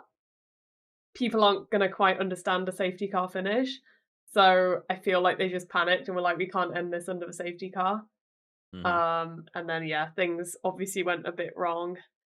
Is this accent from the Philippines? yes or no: no; United Kingdom; as a British person